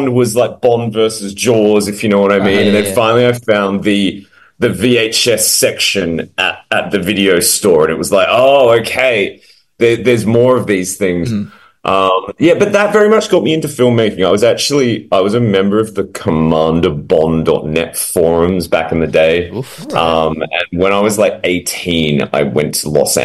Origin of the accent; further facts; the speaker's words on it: Adelaide, South Australia, Australia; moved away; I'm actually back in my hometown here of Adelaide at the moment.